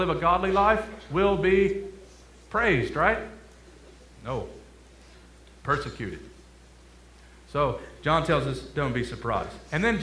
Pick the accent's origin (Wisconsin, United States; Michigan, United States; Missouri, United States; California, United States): Michigan, United States; Detroit; moved away as an adult; also born or lived in Kentucky; I'm originally from Detroit, Michigan